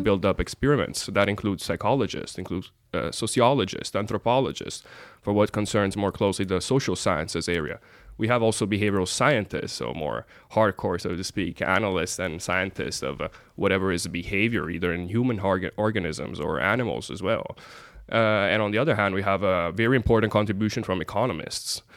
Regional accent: Italy; also born or lived in United States; now in Norway; my home country, and uh, used to grow up in the United States

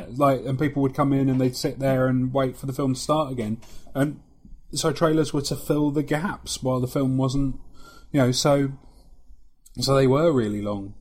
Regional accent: London, United Kingdom; accent: London; moved away; can you hear London creeping into my accent

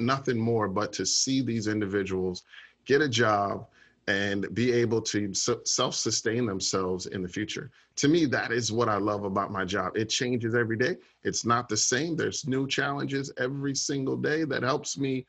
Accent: Orlando, Florida, United States; also born or lived in Chicago, Illinois; I was raised in Orlando

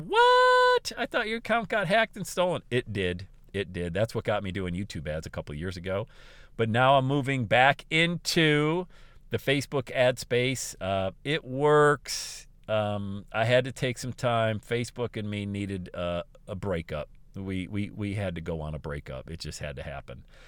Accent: Bradford, Pennsylvania, United States; also born or lived in Buffalo, New York / Southwest Ohio; now in Ohio, United States; my hometown of Bradford, P

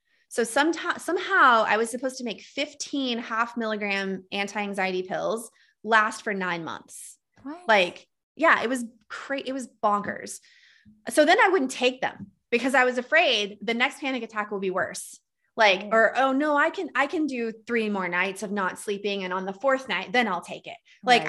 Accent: Texas, United States; accent: Texas; I totally lost my Texas accent. I used to have this like cute Southern drawl, and now I sound like a Minnesota hockey man.

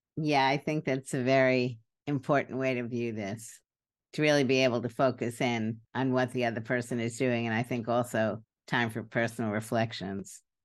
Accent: New York City, New York, United States; I grew up in Brooklyn

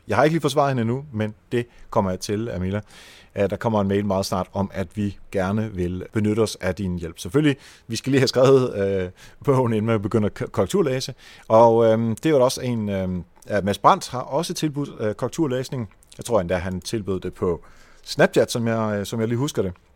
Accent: Denmark; also born or lived in Netherlands; Jeg blev født i Holland. Jeg flyttede til øh, Danmark, da jeg var 8 år

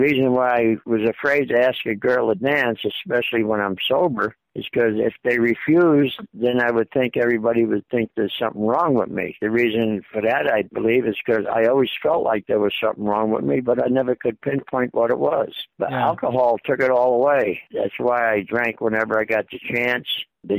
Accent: New York City, New York, United States; born there; I was born in the Bronx, New York City.

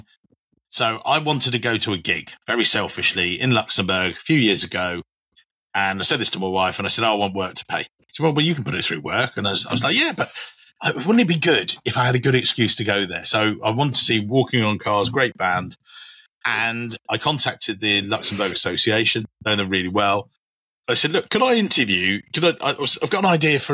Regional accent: England, United Kingdom; as an English guy

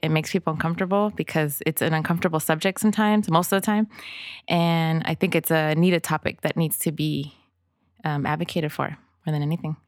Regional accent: Inglewood, California, United States; English is a second language; also born or lived in El Salvador; I was actually born in El Salvador and my entire family fled to the States because of the Civil War back then in the eighties. So I grew up in Inglewood

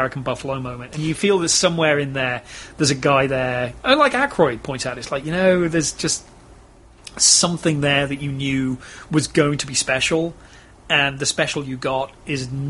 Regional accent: England, United Kingdom; now in Texas, United States; being English

